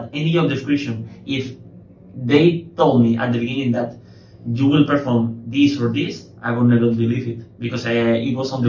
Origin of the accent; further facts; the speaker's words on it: Malaga, Andalusia, Spain; So I was born in Malaga, here in the lovely sunny paradise Malaga. I am 25 years old